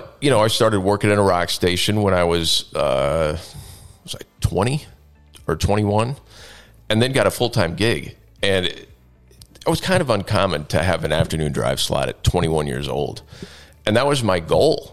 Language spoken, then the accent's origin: English; Knoxville, Illinois, United States; I grew up in Knoxville, Illinois, by Galesburg, if you're familiar with the area, small town, about 3,000 people.